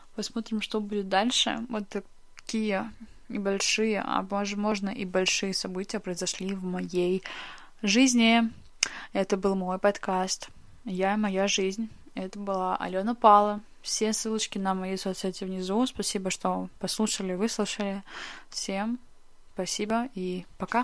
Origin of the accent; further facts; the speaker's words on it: Russia; moved away as an adult; now in Moscow, Russia; в прекрасную столицу а, моей родины, а, в Москву, и теперь я живу здесь. Я переехала из своего родного города сюда